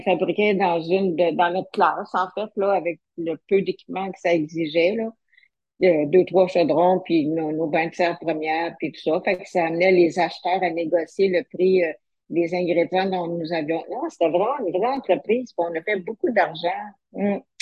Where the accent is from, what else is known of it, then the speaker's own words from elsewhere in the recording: Sherbrooke, Quebec, Canada; je suis originaire de Sherbrooke